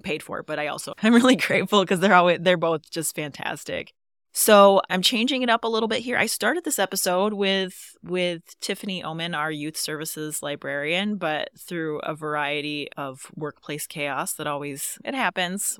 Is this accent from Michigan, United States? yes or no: yes; Louisville area, Michigan, United States; moved away as an adult; also born or lived in Colorado; I grew up, not in Montauk County, but I grew up in the Louisville area